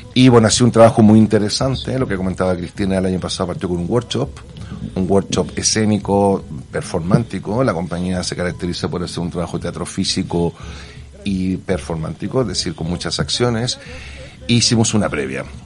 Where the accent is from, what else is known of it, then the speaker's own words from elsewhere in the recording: Santiago, Santiago Metropolitan Region, Chile; moved away as an adult; now in Barcelona, Spain; soy de Santiago. Santiago adoptado hace 20 años aquí en Barcelona